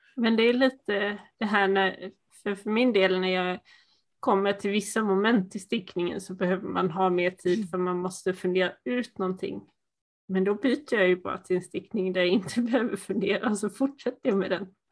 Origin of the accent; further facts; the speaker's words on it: Sweden; accent: Småland dialect, some Dalarna dialect; mitt småländska mumlande